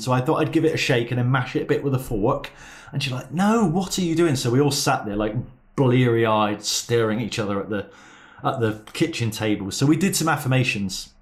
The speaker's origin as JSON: {"language": "English", "town": "Plymouth", "region": "South West England", "country": "United Kingdom", "said": "I'm, I'm from Plymouth"}